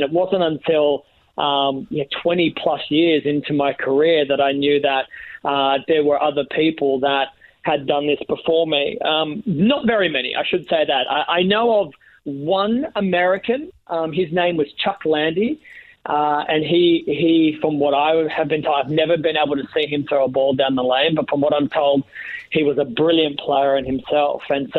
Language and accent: English; Australia; I was born into bowling. Neither of my parents were bowlers themselves. They just thought the game of bowling would be a great business opportunity for my small country town.